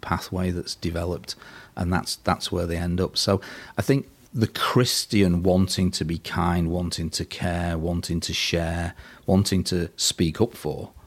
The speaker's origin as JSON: {"language": "English", "town": "Burtonwood", "region": "North West England", "country": "United Kingdom", "tie": "born or raised there", "also_born_or_lived": "Liverpool", "said": "I was born in Burton Wood, little village somewhere between Liverpool and Warrington. And I went to school at St Vincent's School for the Blind in Liverpool"}